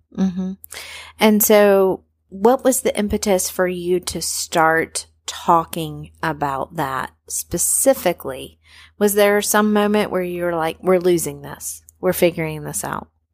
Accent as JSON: {"language": "English", "region": "North Carolina", "country": "United States", "tie": "born or raised there", "said": "I grew up in North Carolina, and I grew up really, like, three minutes away from Mallard Creek Presbyterian Church"}